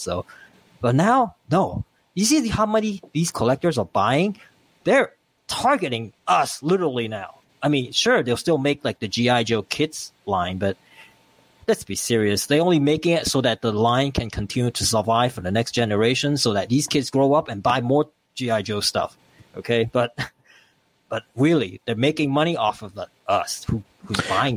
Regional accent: Hong Kong; moved away; where I come from Hong Kong

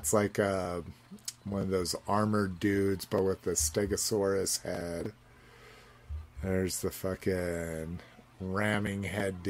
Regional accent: Southwest, United States; growing up in the Southwest, skulls are a big thing

